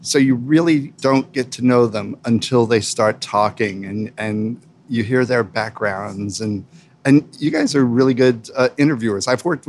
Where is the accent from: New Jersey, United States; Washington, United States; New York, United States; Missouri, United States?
New York, United States; moved away as an adult; also born or lived in England / Ohio; now in San Diego, United States; And I was raised in a small town on the East Coast. You might have heard of it, Manhattan.